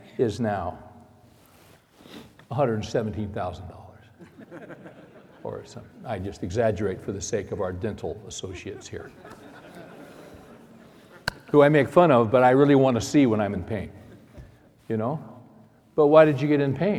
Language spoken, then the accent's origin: English; California, United States; I was born and raised in California